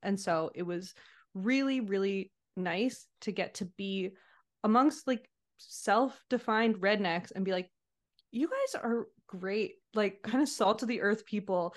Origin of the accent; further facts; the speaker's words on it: Montreal, Quebec, Canada; also born or lived in British Columbia; I grew up in Montreal, so that's where I returned to.